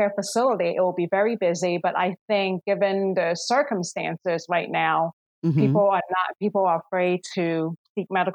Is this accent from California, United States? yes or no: no; Philadelphia, Pennsylvania, United States; moved away as an adult; also born or lived in Hong Kong; now in Washington, D.C. area, United States; I moved to this country, to Philadelphia, when I was 10 years old. So I'm born in Hong Kong, raised in Philadelphia, and I moved to the DC area around when I was 21 years old